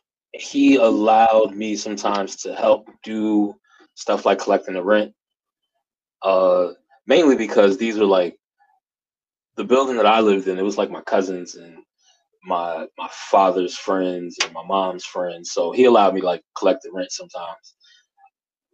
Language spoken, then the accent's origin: English; Newark, New Jersey, United States; I grew up in Newark, New Jersey